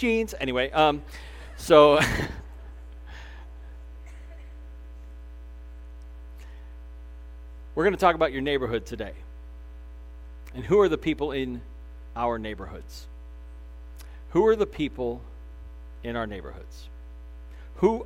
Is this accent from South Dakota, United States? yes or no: no; Crown Point, Indiana, United States; When I was growing up here in Northwest Indiana, I grew up in Crown Point